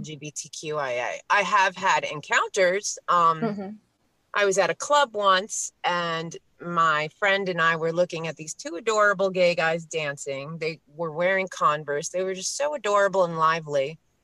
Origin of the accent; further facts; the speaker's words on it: New York City, New York, United States; now in Pennsylvania, United States; I grew up next to Queens. I was born in Queens. Queens is now the uh, most ethnically diverse place in the world